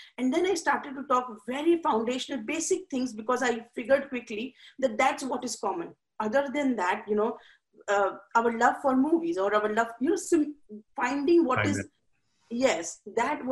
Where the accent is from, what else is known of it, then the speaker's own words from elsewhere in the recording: India; moved away as an adult; now in United States; I'm from India. So when I came to America, it was a totally different, and I came here when I was 23 and I was living with my parents